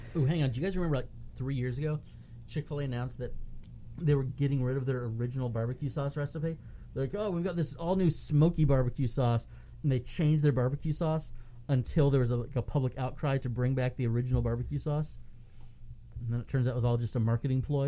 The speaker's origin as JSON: {"language": "English", "town": "Palm Harbor", "region": "Florida", "country": "United States", "tie": "born or raised there", "said": "the church that I grew up going to in Palm Harbor, about ten miles away"}